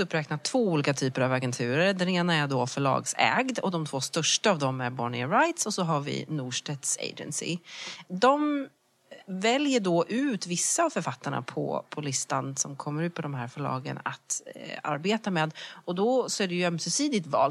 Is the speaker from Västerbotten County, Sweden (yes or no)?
no; Växjö, Kronoberg County, Sweden; moved away as an adult; also born or lived in Lund / London; Jag kommer från Småland, jag kommer från Växjö